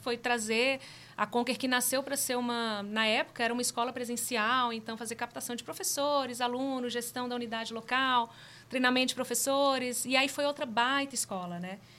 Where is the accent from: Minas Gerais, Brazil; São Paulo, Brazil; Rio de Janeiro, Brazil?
Minas Gerais, Brazil; northern; eu sou mineira lá do norte de Minas, criada numa família de muitas mulheres incríveis